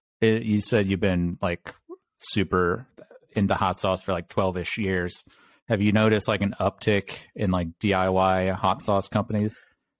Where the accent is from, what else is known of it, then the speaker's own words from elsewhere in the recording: Mobile, Alabama, United States; I grew up in Mobile, Alabama.